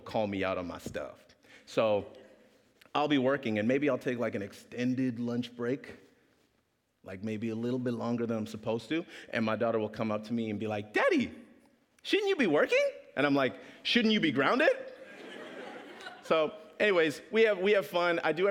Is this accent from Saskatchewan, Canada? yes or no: yes; Regina, Saskatchewan, Canada; also born or lived in Kingston, Jamaica; I was raised in Saskatchewan